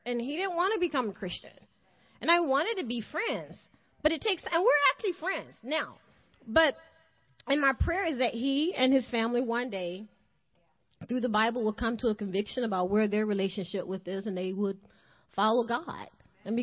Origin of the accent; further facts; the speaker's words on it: the South, United States; I'm from the South, you know, like we love to eat